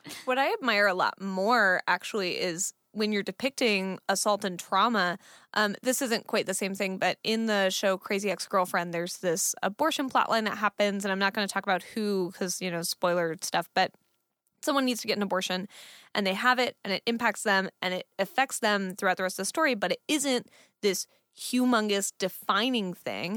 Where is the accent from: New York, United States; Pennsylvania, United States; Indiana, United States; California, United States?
California, United States; Fremont; I grew up in Fremont, which is a city in California